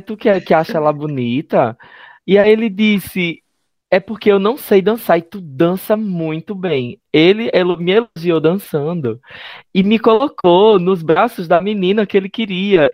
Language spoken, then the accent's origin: Portuguese; interior of Pernambuco, Brazil; Eu sou do interior de Pernambuco